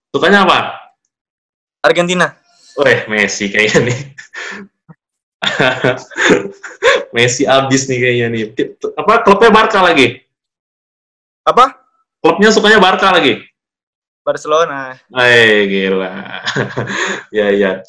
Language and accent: Indonesian; Jakarta, Indonesia; Asli Jakarta, Bang.